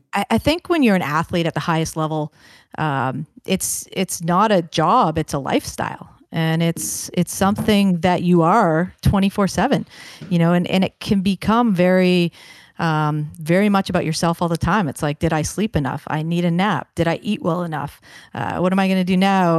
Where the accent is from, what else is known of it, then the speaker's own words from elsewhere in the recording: Kingston, Ontario, Canada; also born or lived in Brampton, Ontario; Kingston, Ontario is a, a great hockey town, as I'm, I'm sure you know, with the, the names of, uh, Doug Gilmour and Kirk Muller and Don Cherry and all these infamous guys that have had such a huge impact on the game. Uh, so grew up within